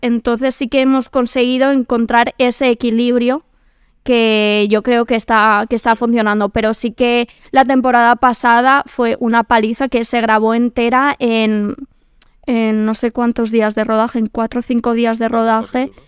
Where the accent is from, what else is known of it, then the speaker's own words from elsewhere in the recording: Quintana, Community of Madrid, Spain; Soy de Quintana, de barrio, de tal.